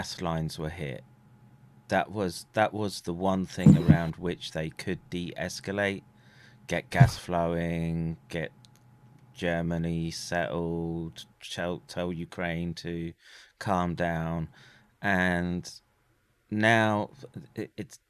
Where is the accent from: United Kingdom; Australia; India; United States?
United Kingdom; being British